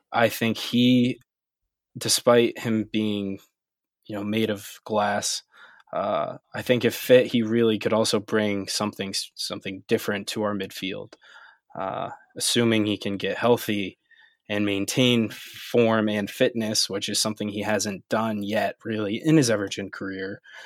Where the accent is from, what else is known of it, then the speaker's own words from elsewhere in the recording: United States; as American fans